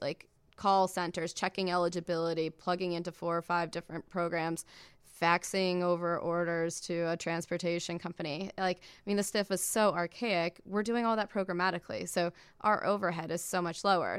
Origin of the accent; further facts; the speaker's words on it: Iowa, United States; I grew up in Iowa, um, in a town of, like, twenty-five thousand people